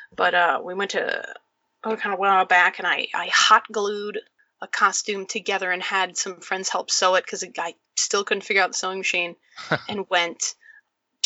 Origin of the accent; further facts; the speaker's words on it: United States; also born or lived in London; I'm actually American